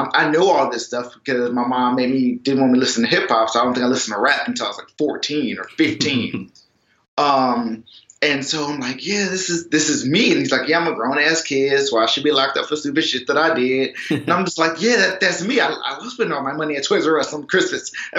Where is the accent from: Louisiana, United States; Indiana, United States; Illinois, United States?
Illinois, United States; Chicago; I am from South Side of Chicago, born and raised.